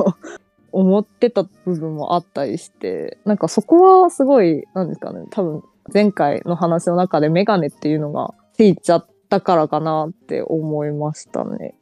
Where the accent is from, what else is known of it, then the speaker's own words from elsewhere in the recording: China; first language Chinese; Japanese is a second language; also born or lived in Japan; 4歳から中国に帰って